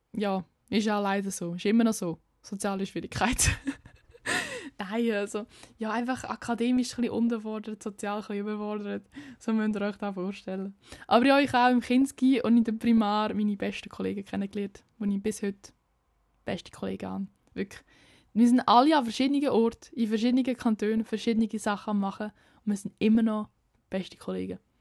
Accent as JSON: {"language": "German", "area": "near Lucerne", "region": "Aargau", "country": "Switzerland", "tie": "born or raised there", "accent": "slightly Lucerne-tinged Swiss German", "said": "komme aus dem Aargau. Das erklärt mein Dialekt, aber der ist eigentlich ziemlich klar. Ähm, ich komme aus der Nähe von Luzern, also ein bisschen luzernerisch angehaucht. Aber ja, ich komme aus einem Kaff, aus einem Dorf, mein ganzes Leben schon"}